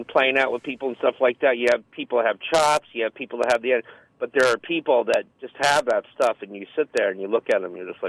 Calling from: Rockland County, New York, United States; I'm calling from Rockland County.

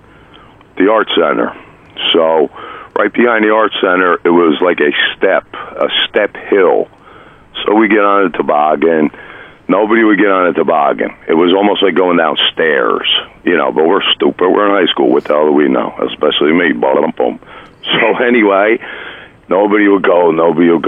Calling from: Union Beach, New Jersey, United States; also born or lived in Keyport, New Jersey; I'm calling from Union Beach, New Jersey

